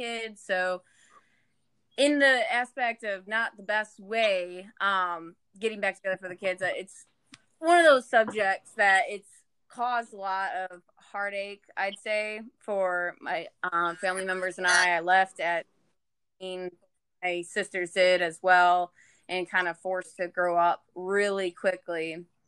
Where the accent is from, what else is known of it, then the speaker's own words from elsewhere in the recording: Michigan, United States; I'm originally from Michigan. I grew up with three other siblings